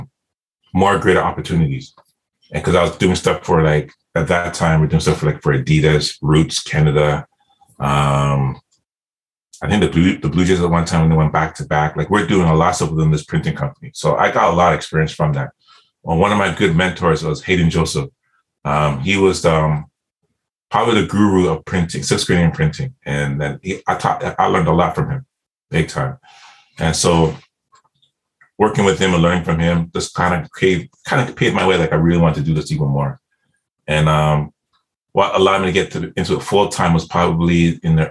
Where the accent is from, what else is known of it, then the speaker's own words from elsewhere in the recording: Nottingham, East Midlands, United Kingdom; moved away; I'm from Nottingham